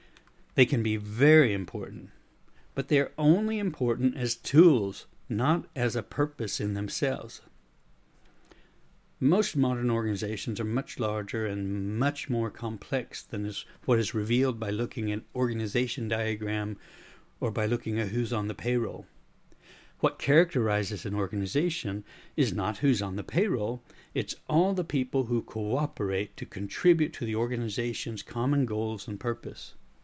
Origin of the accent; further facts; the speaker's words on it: United States; now in Sweden; despite the fact that I am American, I've developed a bit of a Swedish accent when I speak English after having lived in Sweden for more than 30 years.